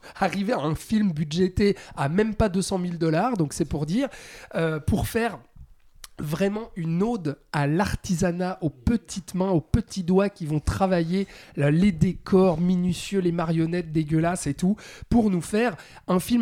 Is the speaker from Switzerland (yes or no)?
yes; Switzerland; chez nous en Suisse